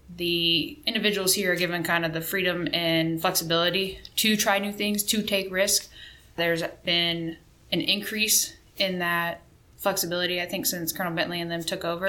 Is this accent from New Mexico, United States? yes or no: no; Missouri, United States; moved away as an adult; also born or lived in Spain; now in Fairchild Air Force Base, Washington, United States; I am originally from Missouri